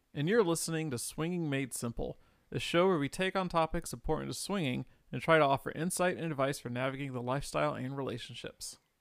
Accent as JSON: {"language": "English", "region": "the South", "country": "United States", "tie": "born or raised there", "said": "I grew up in the South"}